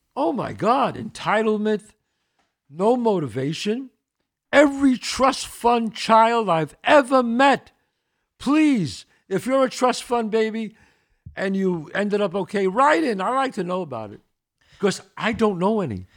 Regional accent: New York City, New York, United States; I grew up in the Bronx, one eighty-seventh and Belmont

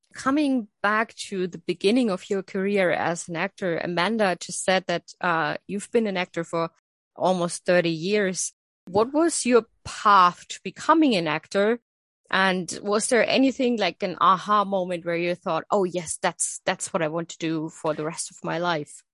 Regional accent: Coburg, Bavaria, Germany; I'm from Coburg, so I'm from her ah, husband's birthplace

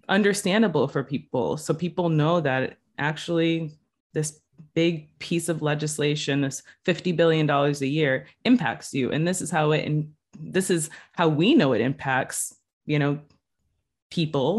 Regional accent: New Bedford, Massachusetts, United States; moved away as an adult; also born or lived in Puerto Rico; now in Boston, United States; I was gonna go back home to New Bedford and, um, work at a startup nonprofit that was helping young people. And so I went back to my hometown

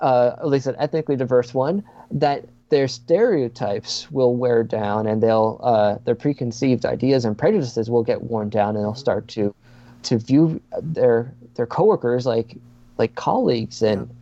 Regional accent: Quarryville, Pennsylvania, United States; I grew up in Lancaster County, PA, which, if you know anything about Lancaster County, like really, but you grow up there and you're not white, because it's a very homogenous area.

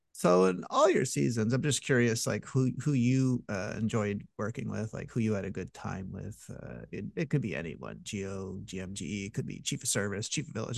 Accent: Montreal, Quebec, Canada; I'm from Montreal

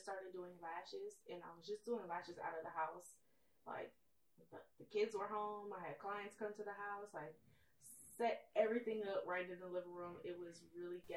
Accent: Cleveland, Ohio, United States; I'm from Cleveland.

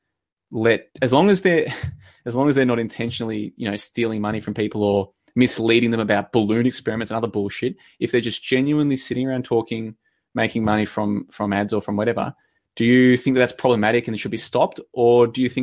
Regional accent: Victoria, Australia; also born or lived in Brisbane, Queensland; I grew up in Victoria, which is just below it. And then I spent 5 years in Brisbane

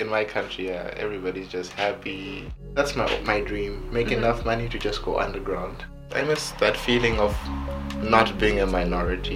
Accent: Harare, Zimbabwe; moved away as an adult; also born or lived in Hungary; now in Germany; I'm from Zimbabwe, born and raised in Harare, capital city of Zimbabwe.

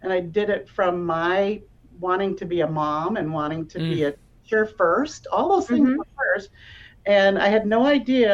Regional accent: Iowa, United States; I grew up in Iowa

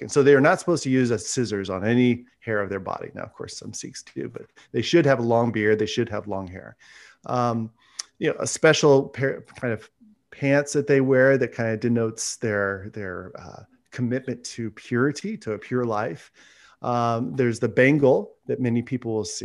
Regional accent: Fresno, California, United States; I grew up here in Central California, so about three hours south of Sacramento in Fresno

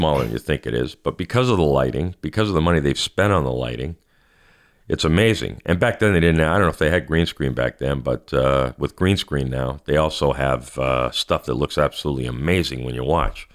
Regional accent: Canada; I'm Canadian

